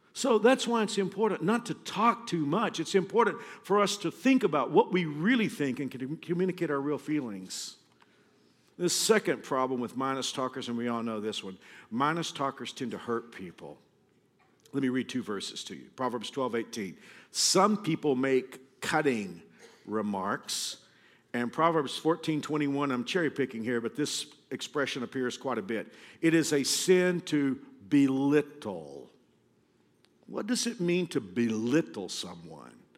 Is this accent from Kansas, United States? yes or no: yes; Kansas, United States; we're all from Kansas